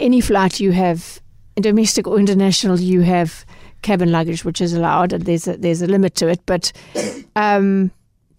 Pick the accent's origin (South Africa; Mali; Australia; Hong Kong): South Africa; us as South African consumers